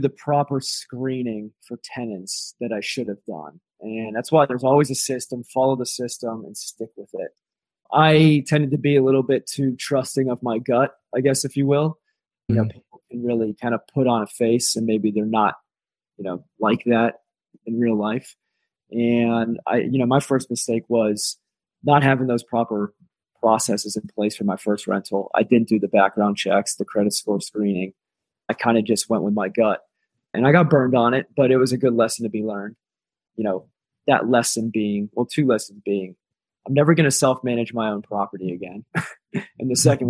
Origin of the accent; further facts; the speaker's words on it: Pittsburgh, Pennsylvania, United States; also born or lived in Ohio; now in Colorado, United States; I'm originally from Pittsburgh, went to school in Ohio